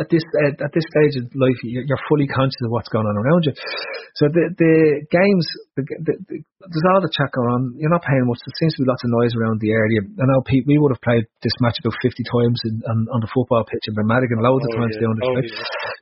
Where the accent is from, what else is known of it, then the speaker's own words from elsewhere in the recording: Ireland; as an Irish kid